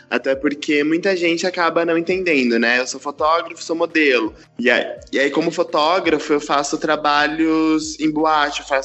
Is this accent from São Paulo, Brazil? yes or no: yes; São Paulo, Brazil; eu sou daqui de São Paulo, da capital, nascido e criado. Fui criado na, na periferia de São Paulo, é, morei lá por muitos anos da minha vida, recentemente saí.